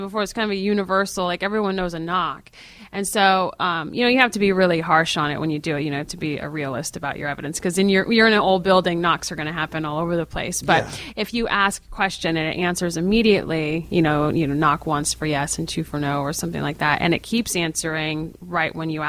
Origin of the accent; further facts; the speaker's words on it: New England, United States; I'm from New England, and so there's lots of places near me